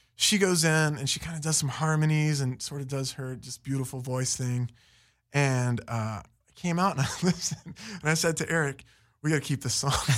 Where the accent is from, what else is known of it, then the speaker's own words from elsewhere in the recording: Fairmont, West Virginia, United States; also born or lived in Florida / Las Vegas / New York; now in Los Angeles, United States; Fairmont, West Virginia.